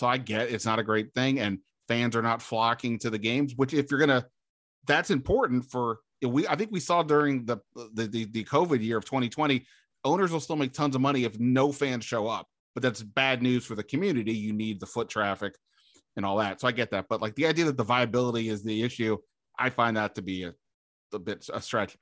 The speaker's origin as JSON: {"language": "English", "area": "Montgomery County", "region": "Maryland", "country": "United States", "tie": "born or raised there", "said": "I grew up in Montgomery County"}